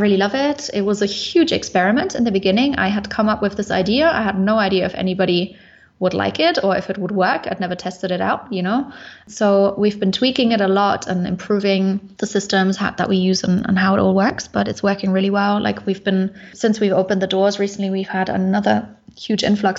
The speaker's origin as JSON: {"language": "English", "town": "Munich", "region": "Bavaria", "country": "Germany", "moved": "as an adult", "said": "I come originally from Munich in Germany, but I am now location independent"}